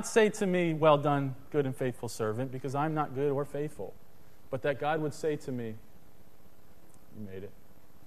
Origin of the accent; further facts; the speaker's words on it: Harrisburg, Pennsylvania, United States; when I was a kid, my family, we grew up in Harrisburg, Pennsylvania